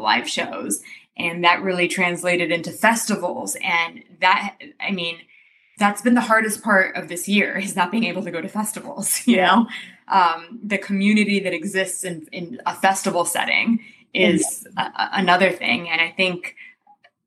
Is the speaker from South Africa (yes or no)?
no; Romania; now in United States; we're from Romania, so I grew up traveling around Europe